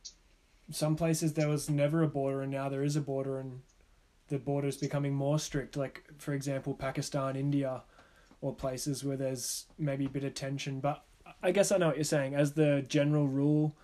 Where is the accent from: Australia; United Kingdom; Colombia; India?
Australia; as an Australian with a country that doesn't share any borders